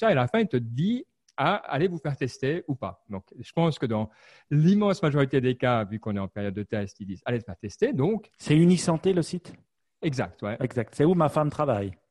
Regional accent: France; Moi, je suis français

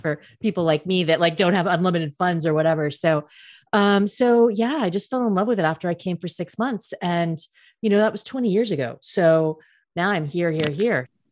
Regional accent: United States; now in France; I'm American

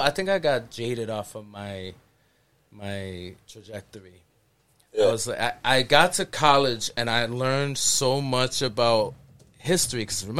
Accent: Worcester, Massachusetts, United States; I grew up in the Valley

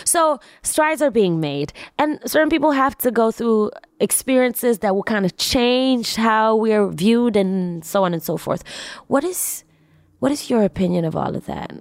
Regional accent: Tanzania; also born or lived in New York City; I'm from East Africa, Tanzania

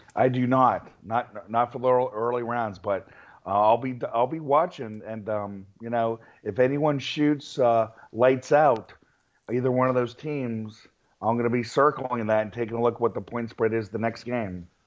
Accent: Virginia, United States; when I was a kid growing up in Virginia

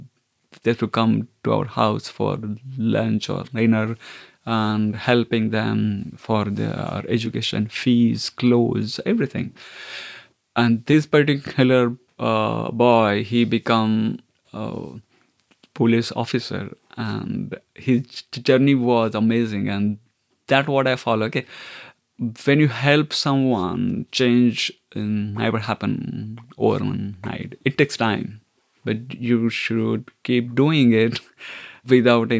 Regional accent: Mumbai, Maharashtra, India; moved away as an adult; also born or lived in London; now in Ireland; I grew up in the north part of Bombay in upper middle class family.

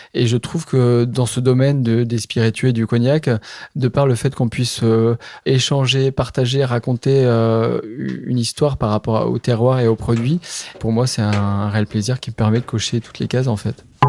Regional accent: Charente, Nouvelle-Aquitaine, France; je suis originaire de Charente

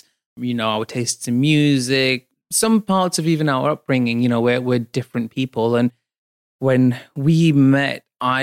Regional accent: Bradford, Yorkshire and the Humber, United Kingdom; I moved back to my hometown

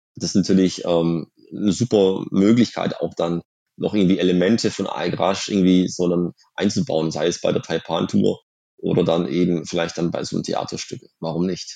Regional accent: Swabian Jura, Baden-Württemberg, Germany; in der Schwäbischen Alb, wo ich aufgewachsen bin.

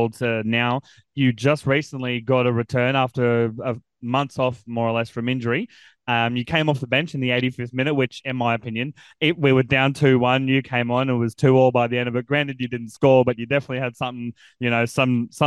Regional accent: Central Coast, New South Wales, Australia; I'm originally from the Central Coast, grew up watching the Mariners

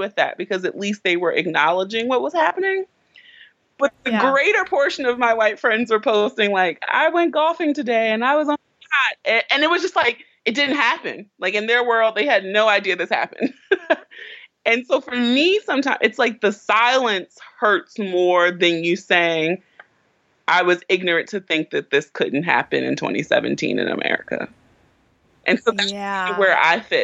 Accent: Baltimore, Maryland, United States; I grew up in West Baltimore

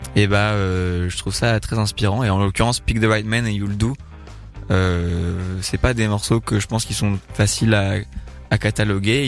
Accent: Paris, Île-de-France, France; moved away as an adult; now in Bordeaux, France; J'ai grandi à Paris. Ouais. Euh, et j'ai déménagé à Bordeaux il y a deux ans

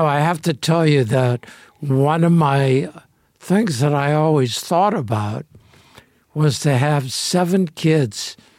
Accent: Los Angeles, California, United States; I grew up in Boyle Heights, East L.A.

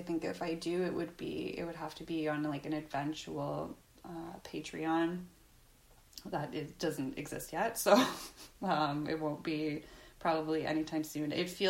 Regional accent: Canada; As a Canadian, I've never heard any Canadian claim Jenny Jones as one of our own

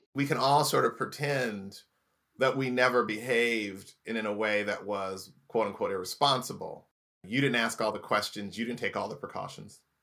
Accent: Indianapolis, Indiana, United States; moved away; also born or lived in Los Angeles; grew up in Indiana, Indianapolis, Indiana

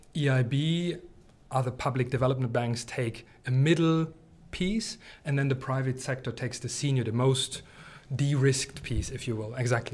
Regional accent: East Germany, Germany; I come from East Germany

